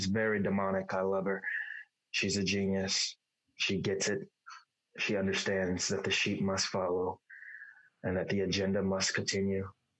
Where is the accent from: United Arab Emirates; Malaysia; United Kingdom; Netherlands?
United Arab Emirates; Dubai; now in United States; because my origins is I'm from Dubai. I reside in Dubai. I live wherever I want. Obviously, I'm in the United States right now.